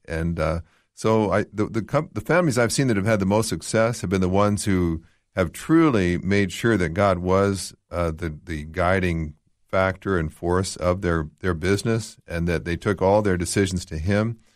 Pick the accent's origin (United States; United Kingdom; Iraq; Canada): Canada; moved away; I grew up in Canada, which very, very secular, much like here in Australia